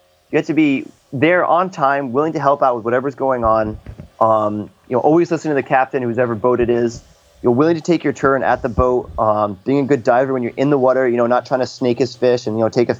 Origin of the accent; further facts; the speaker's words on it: San Diego, California, United States; hey, I'm a guy from San Diego.